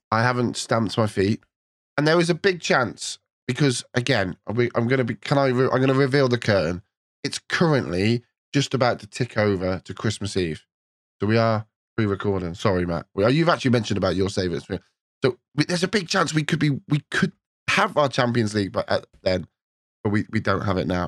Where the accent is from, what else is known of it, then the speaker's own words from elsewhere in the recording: England, United Kingdom; as an Englishman